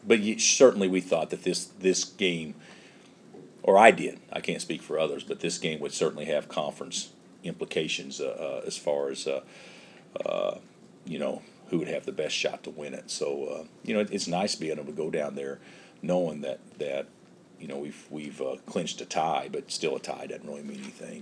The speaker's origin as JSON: {"language": "English", "region": "Illinois", "country": "United States", "moved": "yes", "lives_now": "Kansas, United States", "said": "I come from Illinois, where I don't know how many 11 million people or whatever it is live in the state"}